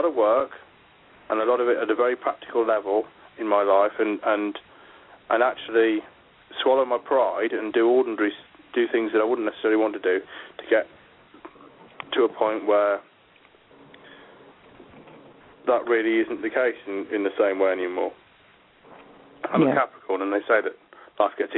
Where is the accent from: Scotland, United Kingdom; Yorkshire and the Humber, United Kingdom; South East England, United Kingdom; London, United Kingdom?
Yorkshire and the Humber, United Kingdom; Yorkshire Dales; moved away as an adult; also born or lived in Birmingham; I grew up in the Yorkshire Dales until I was 17